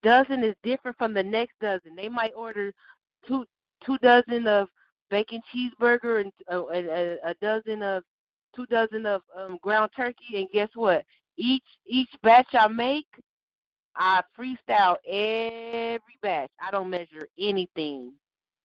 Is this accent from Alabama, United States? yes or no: no; Long Beach, California, United States; also born or lived in Honolulu, Hawaii; I was born in Hawaii and raised in Long Beach